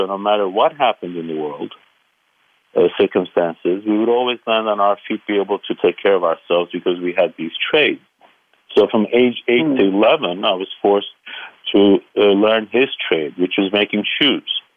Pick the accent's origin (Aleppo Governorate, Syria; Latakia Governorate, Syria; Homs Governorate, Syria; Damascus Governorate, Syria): Aleppo Governorate, Syria; Aleppo; moved away; I call myself a simple boy from Aleppo because I was born in Aleppo, Syria.